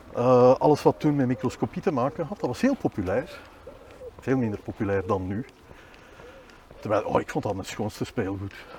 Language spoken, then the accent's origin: Dutch; Boom, Flanders, Belgium; also born or lived in Bornem / Leuven; now in Willebroek, Belgium; ik ben geboren in Bornem, maar eigenlijk opgegroeid in Boom